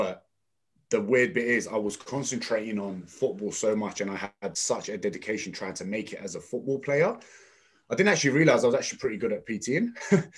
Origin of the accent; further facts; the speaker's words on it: London, United Kingdom; also born or lived in Tottenham, North London; I was born in North London, moved to East London and ended up going to school in East London in Custom House near the Excel Centre